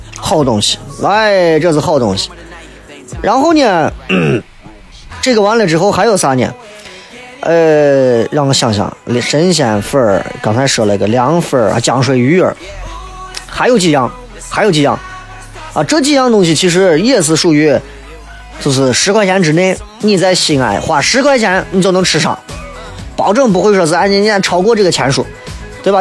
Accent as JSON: {"language": "Chinese", "country": "China", "said": "我们中国人，咱们中国人"}